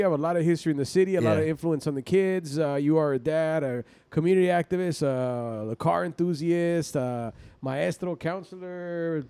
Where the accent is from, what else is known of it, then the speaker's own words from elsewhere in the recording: San Diego, California, United States; I grew up in San Isidro. I was living in San Isidro